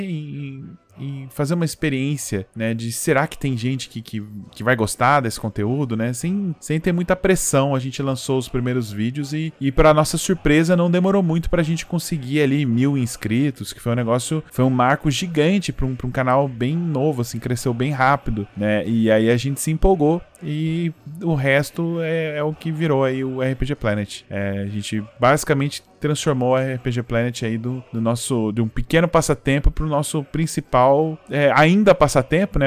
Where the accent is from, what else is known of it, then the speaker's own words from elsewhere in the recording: São José dos Campos, São Paulo, Brazil; Eu sou do interior, né? Eu sou de São José dos Campos